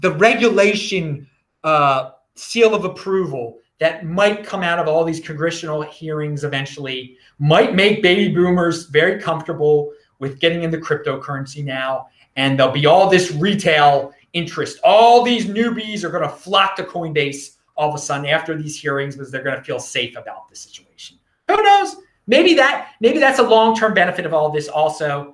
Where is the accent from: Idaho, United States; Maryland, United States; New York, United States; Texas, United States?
Maryland, United States; Baltimore County; when a white person says they're born and raised in Baltimore, Maryland – of a certain age, they mean they were raised in the county, and that's me